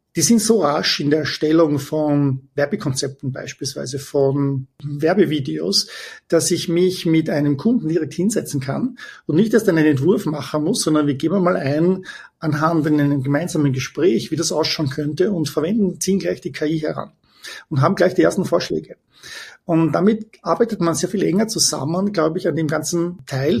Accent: Vienna, Austria; moved away as an adult; also born or lived in Heidelberg, Germany; now in Palo Alto, United States; ich bin ursprünglich aus Wien, bin geboren, äh, studiert und bin dann 1998 zur SAP nach Waldorf in die Zentrale nach Deutschland gezogen

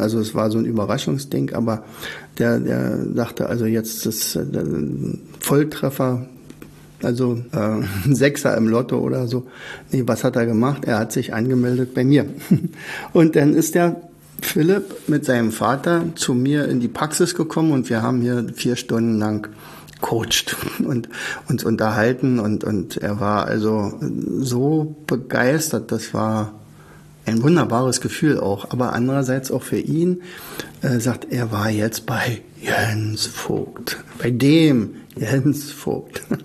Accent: Germany; ich bin natürlich in der DDR aufgewachsen

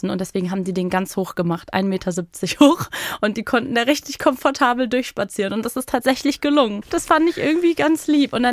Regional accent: Berlin, Germany; als Berlinerin

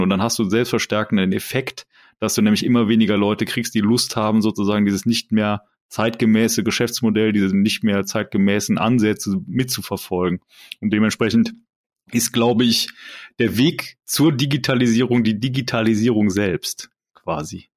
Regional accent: Germany; als, als Deutsche

